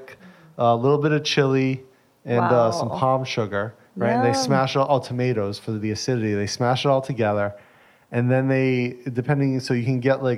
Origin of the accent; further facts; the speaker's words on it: United States; I'm American